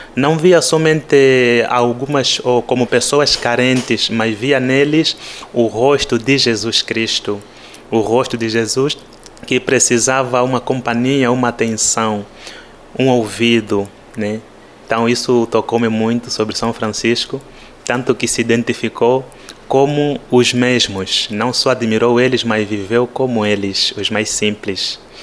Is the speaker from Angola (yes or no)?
yes; Angola; accent: Angolan; moved away as an adult; o nosso sotaque angolano